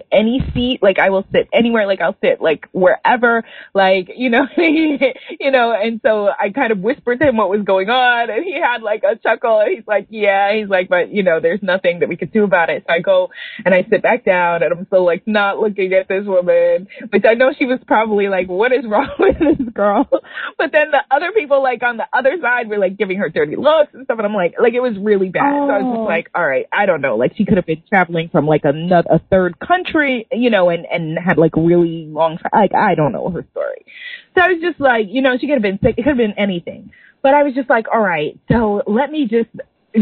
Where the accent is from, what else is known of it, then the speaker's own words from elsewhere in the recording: New York, United States; I'm from New York